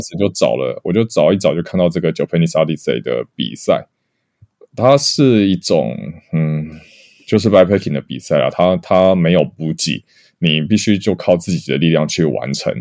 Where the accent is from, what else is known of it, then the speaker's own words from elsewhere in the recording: Taiwan; moved away as an adult; also born or lived in Japan; 我们台湾人